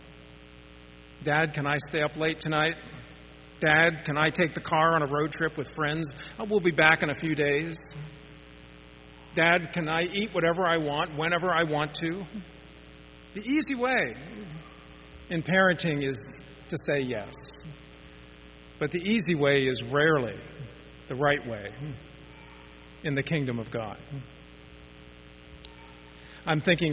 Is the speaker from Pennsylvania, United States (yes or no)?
yes; Pittsburgh, Pennsylvania, United States; when I was growing up in Pittsburgh